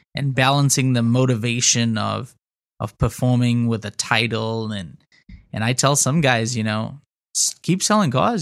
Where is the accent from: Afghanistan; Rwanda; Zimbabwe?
Zimbabwe; moved away as an adult; also born or lived in Houston, United States; now in United States; I grew up in Zimbabwe in Africa, moved to the States, uh, in two thousand nine to go to college